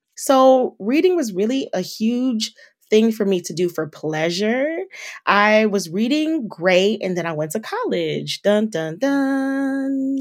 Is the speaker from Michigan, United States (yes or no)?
yes; Detroit, Michigan, United States; My hometown is Detroit, Michigan, so shout out to the three one three